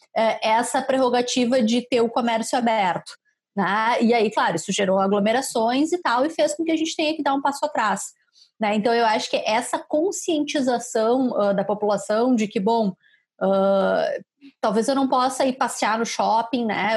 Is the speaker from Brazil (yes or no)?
yes; Caxias do Sul, Rio Grande do Sul, Brazil; moved away; eu sou de Caxias